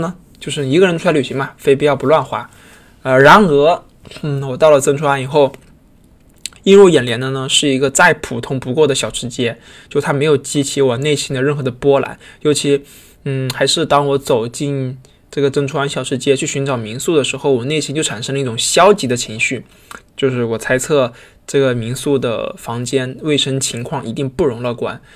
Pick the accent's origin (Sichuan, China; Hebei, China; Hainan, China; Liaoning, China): Hainan, China; now in Beijing, China; 是从小生活在一个海边城市，